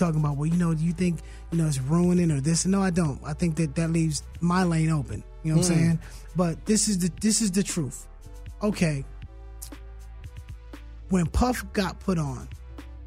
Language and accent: English; Hayward, California, United States; I grew up in Hayward.